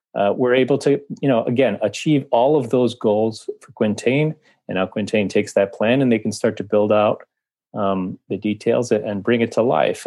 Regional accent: Washington, District of Columbia, United States; now in New York, United States; I've been in New York more than fifteen years now, although I'm originally from Washington, D C

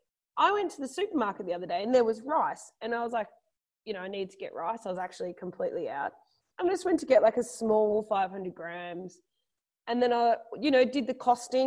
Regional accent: Queensland, Australia; moved away; so for my Queenslanders that are, you know, my hometown.

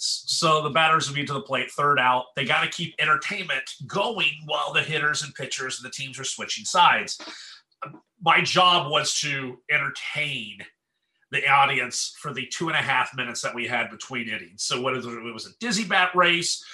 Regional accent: East Tennessee, United States; I grew up in the East Tennessee area

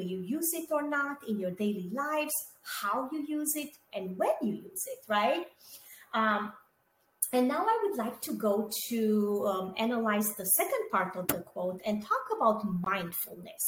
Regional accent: Romania; moved away; I was born and raised in Romania, and I grew up during communism there.

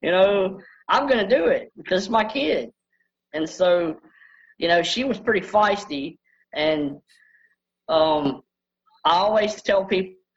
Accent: Bossier City, Louisiana, United States; I was born in Bossier General and Bossier, Louisiana, which is an hour and a half from where I live now

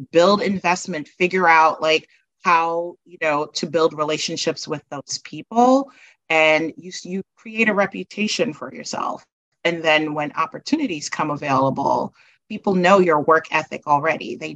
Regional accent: New York City, New York, United States; moved away as an adult; also born or lived in Guyana / New Jersey; I grew up in Brooklyn. I did my undergrad at Binghamton University.

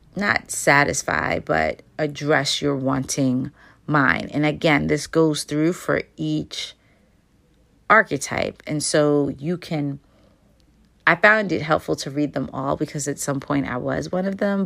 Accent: United States; as Americans

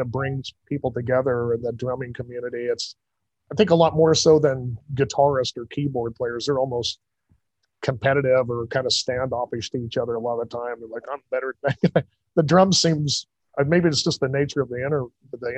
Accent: Kansas, United States; moved away; growing up in Kansas, there wasn't very many opportunities

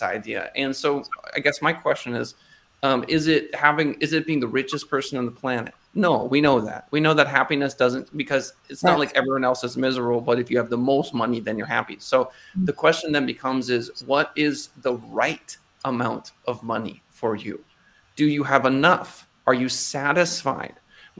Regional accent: North Dakota, United States; growing up in North Dakota

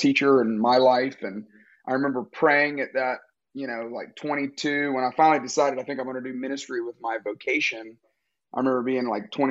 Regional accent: Tuscaloosa, Alabama, United States; moved away as an adult; also born or lived in Jacksonville, Florida / Atlanta, Georgia; I was born in Jacksonville, Florida, moved to Tuscaloosa, Alabama when I was about seven, grew up there

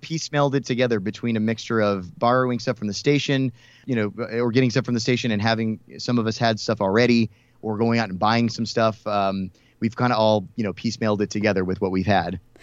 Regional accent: Houston, Texas, United States; now in Dallas, United States; I'm Texas born and raised. I grew up in Houston.

